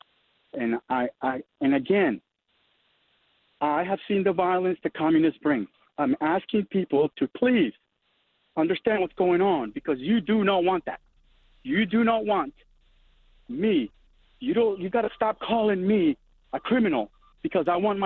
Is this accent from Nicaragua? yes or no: yes; Nicaragua; now in Northern Virginia, United States; I grew up through in Nicaragua when the communists took over